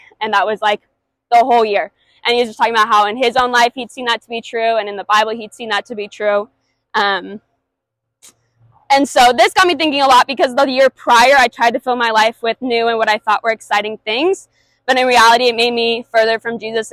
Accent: Washington, United States; moved away as an adult; also born or lived in Arizona; now in New Jersey, United States; I grew up in a Christian household in Washington State

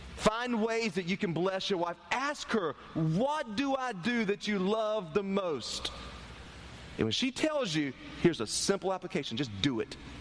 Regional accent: Turkey, North Carolina, United States; I grew up in Turkey, North Carolina

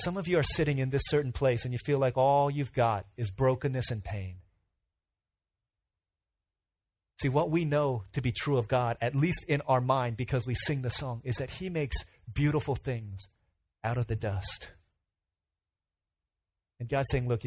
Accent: United States; I'm second generation, I was born here in America

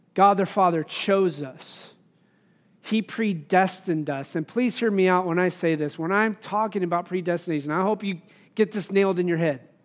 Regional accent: Wyoming, United States; growing up in Wyoming

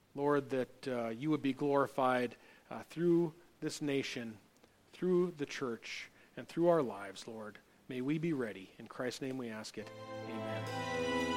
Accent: United States; as an American.

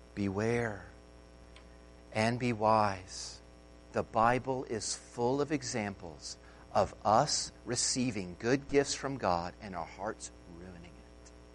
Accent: United States; an American

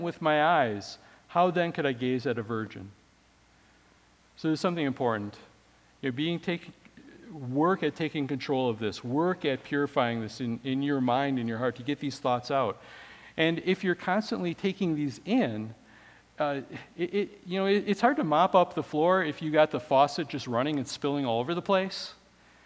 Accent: Wisconsin, United States; I grew up in Wisconsin

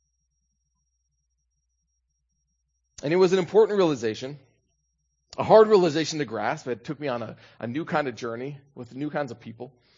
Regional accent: Minnesota, United States; I'm from Minnesota

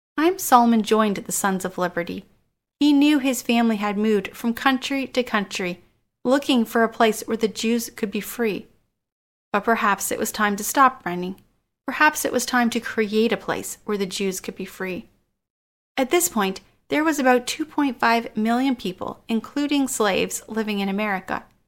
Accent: Canada; I am Canadian

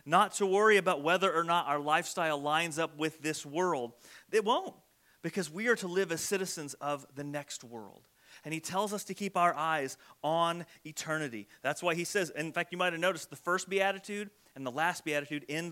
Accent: United States; soft American Christians

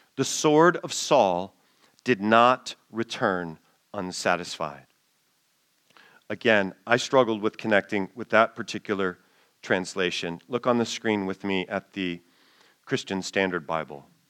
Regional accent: United States; as an American

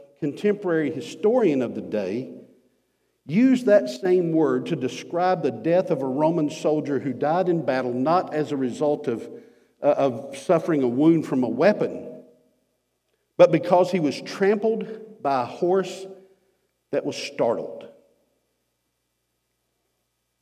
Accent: United States; us as American Christians

